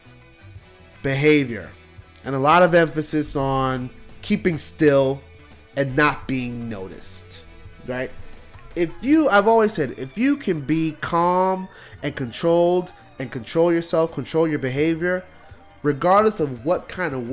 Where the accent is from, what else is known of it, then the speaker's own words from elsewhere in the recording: New York City, New York, United States; moved away; growing up in New York, you know, we couldn't go outside and play. Like, in Brooklyn